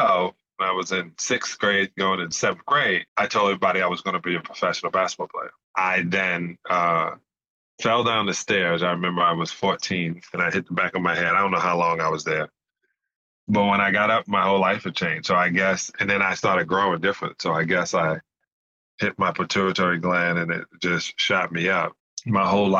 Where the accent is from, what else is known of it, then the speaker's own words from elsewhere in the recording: New York City, New York, United States; I grew up in Canarsie section of Brooklyn in a project called Bayview Houses.